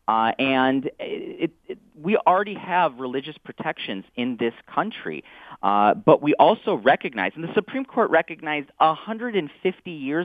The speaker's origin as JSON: {"language": "English", "town": "Southfield", "region": "Michigan", "country": "United States", "tie": "born or raised there", "said": "my hometown of Southfield"}